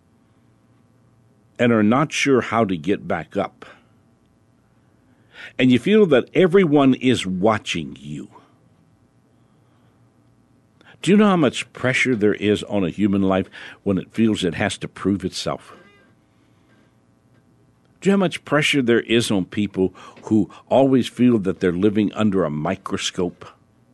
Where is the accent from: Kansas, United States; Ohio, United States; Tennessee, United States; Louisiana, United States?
Louisiana, United States; New Orleans; I was born in New Orleans.